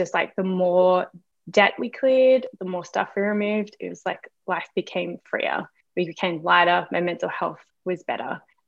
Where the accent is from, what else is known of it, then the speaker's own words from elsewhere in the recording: Queensland, Australia; So I am from Queensland in Australia. So that's a really warm part of Australia, a little bit tropical, very humid, and a lot of rain in the evenings.